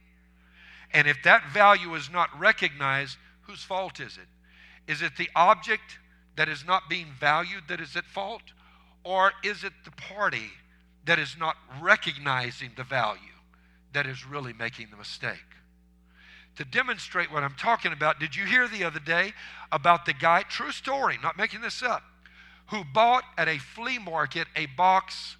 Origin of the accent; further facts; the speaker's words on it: Cajun, Louisiana, United States; I'm a Cajun.